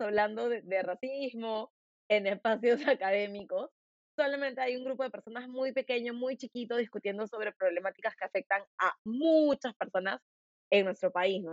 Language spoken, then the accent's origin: Spanish; Lima, Peru; accent: limeño; tengo mi acento bien limeño